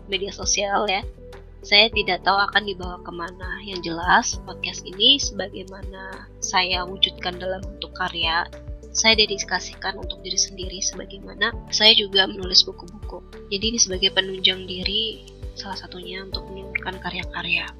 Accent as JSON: {"language": "Indonesian", "town": "Lumajang", "region": "East Java", "country": "Indonesia", "moved": "as an adult", "lives_now": "Bogor, Indonesia", "said": "Saya aslinya dari Kabupaten Lumajang, Jawa Timur"}